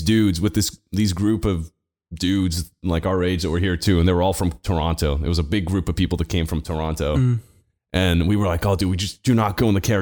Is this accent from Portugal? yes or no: yes; Portugal; I'm from Portugal.